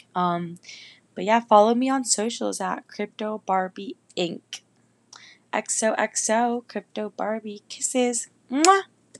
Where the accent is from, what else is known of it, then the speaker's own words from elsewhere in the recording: Northern Virginia, United States; moved away as an adult; also born or lived in Miami, Florida; now in Orlando, United States; I'm originally from Northern Virginia, Nova, right outside of D C, like fifteen, twenty minutes away. And I lived there my whole life